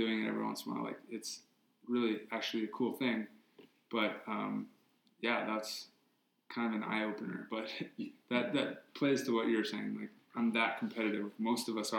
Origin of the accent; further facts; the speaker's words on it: Hawaii, United States; growing up in Hawaii